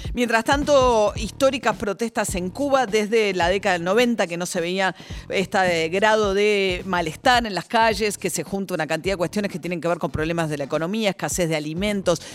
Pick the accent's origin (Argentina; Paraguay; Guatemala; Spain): Argentina; somos argentinos